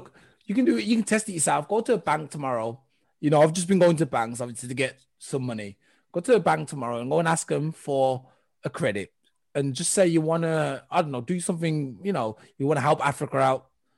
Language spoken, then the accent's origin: English; England, United Kingdom; I'm from England.